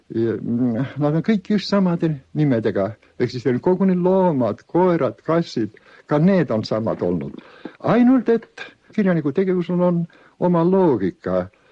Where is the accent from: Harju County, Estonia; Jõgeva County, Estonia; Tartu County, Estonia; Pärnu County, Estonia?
Tartu County, Estonia; Ahja manor, Võnnu parish; minu varasem lapsepõlv ja ka varasem poisikesepõlv möödus Tartumaal, Võnnu kihelkonnas, tolleaegses Ahjamõises